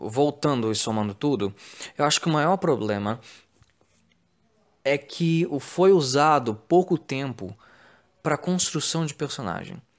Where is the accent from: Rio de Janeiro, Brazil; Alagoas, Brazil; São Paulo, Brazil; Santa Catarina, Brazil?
Rio de Janeiro, Brazil; Mano, eu, é, eu, sou carioca, né?